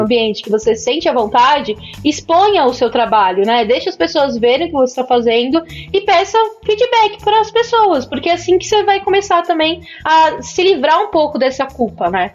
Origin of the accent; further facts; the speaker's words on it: São Paulo, Brazil; eu sou paulista